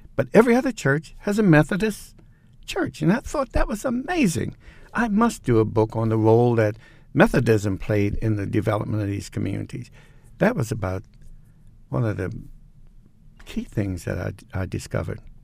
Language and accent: English; Baltimore, Maryland, United States; moved away as an adult; now in Catonsville, United States; I am not from Baltimore County. I'm from Baltimore City.